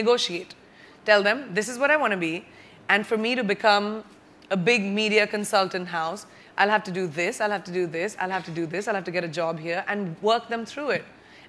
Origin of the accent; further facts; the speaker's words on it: Bareilly, Uttar Pradesh, India; also born or lived in Jamshedpur / Lucknow / Mumbai / Boston; I was born in Jamshedpur, raised in Bareilly, UP, went to school in Lucknow, lived in Mumbai, lived in Boston, lived in New York. I consider myself truly a citizen of the world.